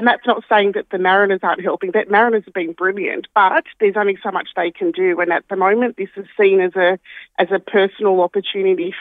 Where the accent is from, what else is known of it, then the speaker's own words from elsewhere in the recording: Sydney, New South Wales, Australia; now in Davistown, Australia; I'm from Western Sydney